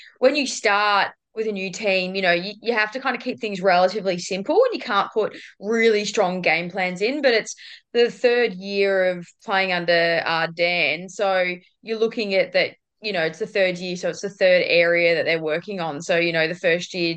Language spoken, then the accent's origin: English; Ballarat, Victoria, Australia; moved away as an adult; also born or lived in Queensland / Port Adelaide; now in Geelong, Australia; I'm not actually a Queenslander. I'm actually originally from Ballarat.